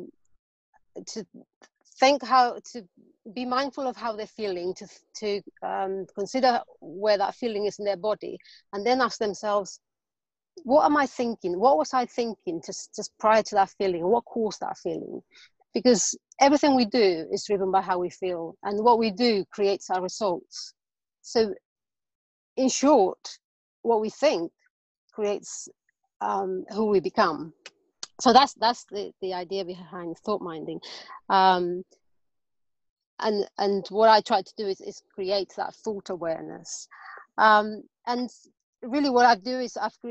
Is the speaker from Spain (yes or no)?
yes; Spain; English is a second language; now in London, United Kingdom; I'm actually originally from Spain, and I live in London, so I have a weird accent